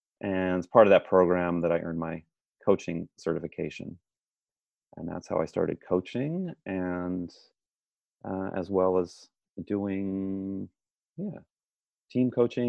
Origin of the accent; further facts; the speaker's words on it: San Francisco, California, United States; But as you said, yes, I'm from San Francisco originally, but I actually moved around quite a bit and went and earned my engineering degree at Georgia Institute of Technology in Atlanta, Georgia.